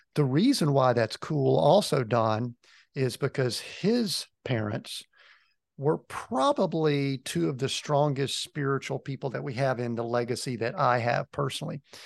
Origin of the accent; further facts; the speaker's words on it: a little town just outside of Atlanta, Georgia, United States; I'm originally from Georgia, grew up in a little town just outside of Atlanta.